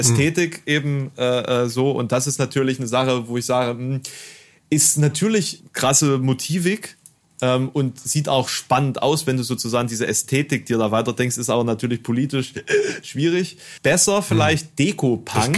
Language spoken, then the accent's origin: German; Germany; bei uns in Deutschland